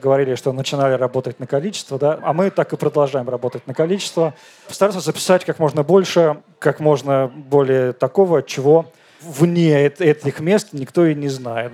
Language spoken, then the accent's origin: Russian; Moscow, Russia; я из Москвы